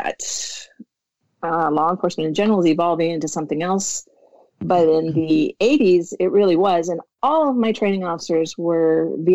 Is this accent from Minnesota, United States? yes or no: yes; Minnesota, United States; moved away as an adult; I'm from Minnesota